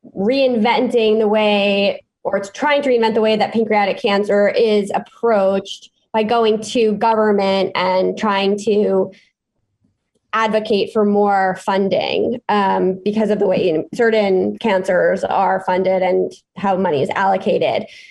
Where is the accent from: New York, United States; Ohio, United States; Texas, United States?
New York, United States; New York City; born and raised in New York City